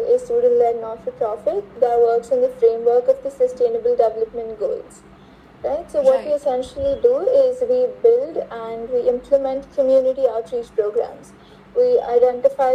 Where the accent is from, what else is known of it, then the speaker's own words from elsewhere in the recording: Bangalore, Karnataka, India; I'm from Bangalore, India